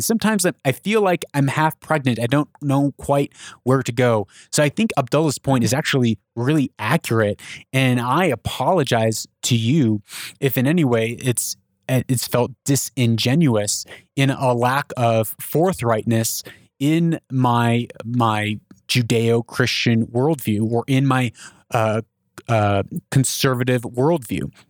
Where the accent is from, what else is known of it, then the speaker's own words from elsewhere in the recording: United States; I'm an American.